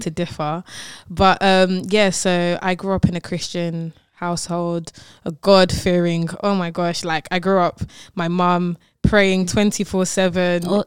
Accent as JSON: {"language": "English", "region": "London", "country": "United Kingdom", "tie": "born or raised there", "said": "I'm from London"}